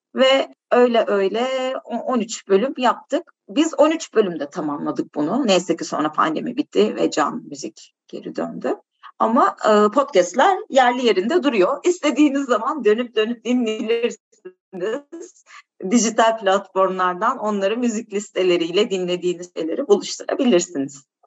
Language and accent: Turkish; Turkey; moved away as an adult; now in Portugal; Türkiye artık benim için şey doğduğum yerde ama doyduğum yer değildi.